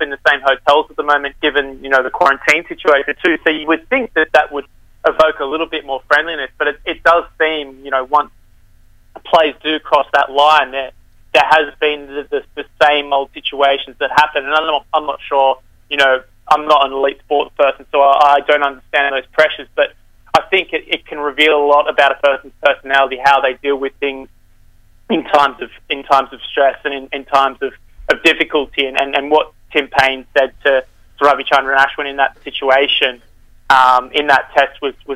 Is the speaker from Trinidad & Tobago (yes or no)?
no; Australia; growing up in Australian cricket culture, growing up in a cricket club